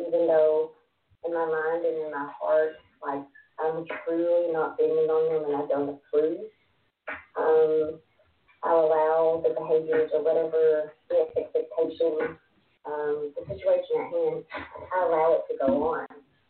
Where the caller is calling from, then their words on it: Texas, United States; About 2.5 hours from Dallas.